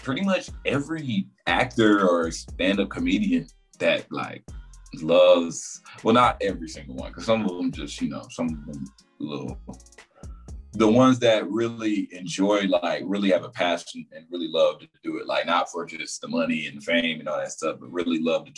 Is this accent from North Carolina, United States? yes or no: yes; Raleigh, North Carolina, United States; also born or lived in Goldsboro, North Carolina; I'm from Raleigh, North Carolina, the real 919.